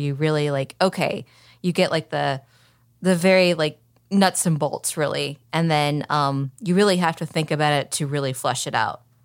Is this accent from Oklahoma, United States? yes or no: yes; Oklahoma City, Oklahoma, United States; accent: Southern (not strong); now in Arizona, United States; I'm from Oklahoma City, so I don't really have that much of a, a Southern accent